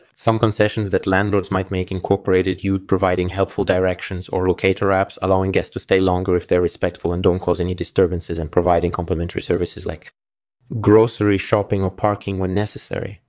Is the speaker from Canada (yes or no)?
no; Moscow, Russia; I grew up in Moscow, Russia